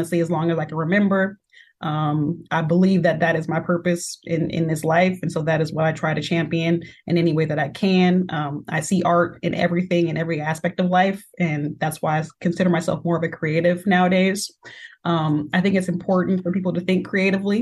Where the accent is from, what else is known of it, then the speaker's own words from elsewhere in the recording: Seattle, Washington, United States; I am an artist and entrepreneur born and raised in Seattle, Washington